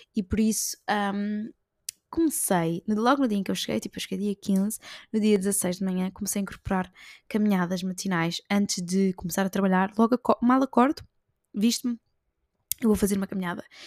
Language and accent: Portuguese; Portugal; also born or lived in Lisbon; nós saímos de Portugal, mas Portugal não sai de nós